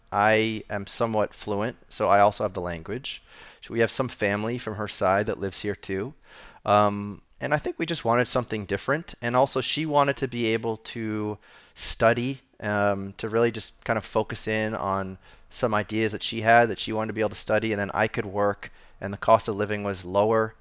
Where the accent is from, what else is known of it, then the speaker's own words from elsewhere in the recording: Boston, Massachusetts, United States; moved away as an adult; also born or lived in Argentina / Costa Rica / Amherst, Massachusetts; now in Portugal; was born in, um, Boston, Massachusetts, uh, and I grew up in Boston